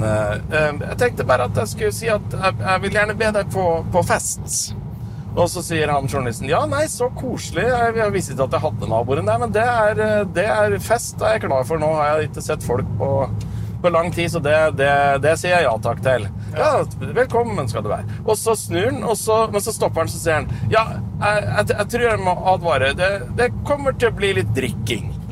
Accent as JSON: {"language": "Norwegian", "town": "Raufoss", "region": "Innlandet", "country": "Norway", "said": "der jeg er fra gamle dager, så lagde de fyrverkeri på Raufossfabrikken"}